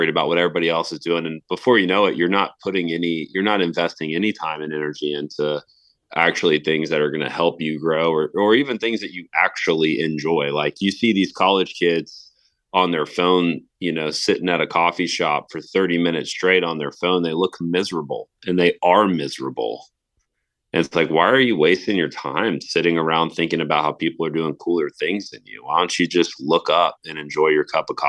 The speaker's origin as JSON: {"language": "English", "town": "Tallahassee", "region": "Florida", "country": "United States", "tie": "born or raised there", "said": "as a high schooler and college student right here in my hometown"}